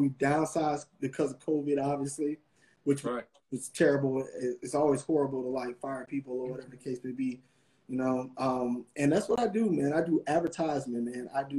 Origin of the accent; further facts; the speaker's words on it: Kentucky, United States; also born or lived in Atlanta; I was from Kentucky. I kind of went to high school or whatever in Atlanta for a few years or whatever.